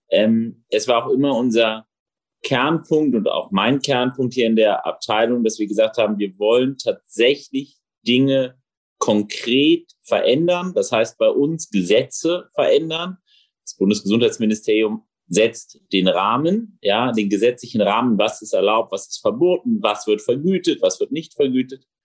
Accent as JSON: {"language": "German", "region": "Rhineland", "country": "Germany", "tie": "born there", "lives_now": "Berlin, Germany", "said": "äh, gebürtiger Rheinländer, gelernter Berliner"}